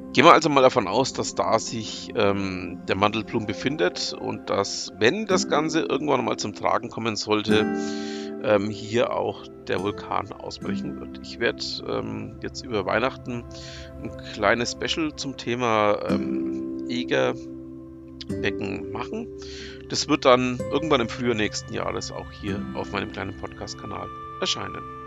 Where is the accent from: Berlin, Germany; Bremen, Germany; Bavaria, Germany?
Bavaria, Germany; near Nuremberg; ich komme ja ähm, aus der Nähe von Nürnberg